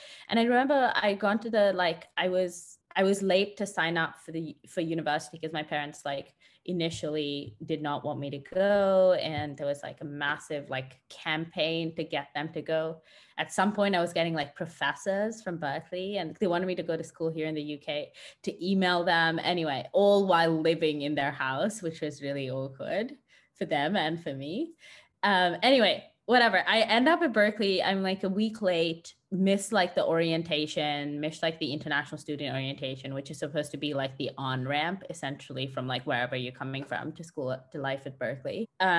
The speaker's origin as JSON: {"language": "English", "town": "Bangalore", "region": "Karnataka", "country": "India", "tie": "born or raised there", "also_born_or_lived": "United States / Berlin", "moved": "yes", "lives_now": "London, United Kingdom", "said": "I grew up in Bangalore and I had a very free childhood because my parents were traveling a lot."}